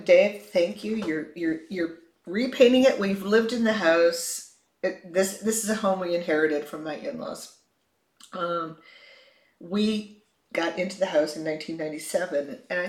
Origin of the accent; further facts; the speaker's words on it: Chicago, Illinois, United States; moved away; I grew up in Chicago and snow was always there in the wintertime.